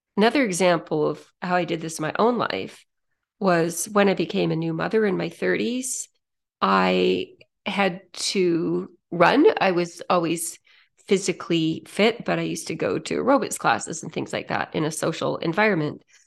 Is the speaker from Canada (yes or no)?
yes; Saskatoon, Saskatchewan, Canada; I grew up in Saskatchewan